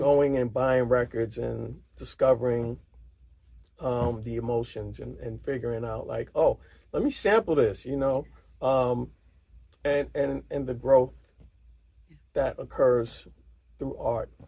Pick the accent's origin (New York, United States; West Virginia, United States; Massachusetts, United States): New York, United States; New York City; as a New Yorker